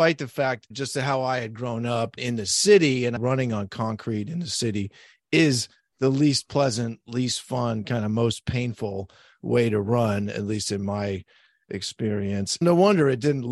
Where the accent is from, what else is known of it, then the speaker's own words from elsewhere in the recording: San Francisco, California, United States; when I was growing up in San Francisco